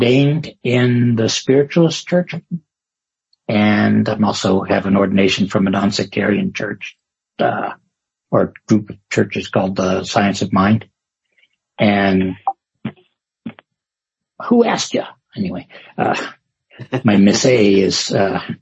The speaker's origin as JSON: {"language": "English", "region": "Maine", "country": "United States", "tie": "born or raised there", "moved": "yes", "lives_now": "California, United States", "said": "I grew up in the Methodist church, as a kid in the woods of Maine."}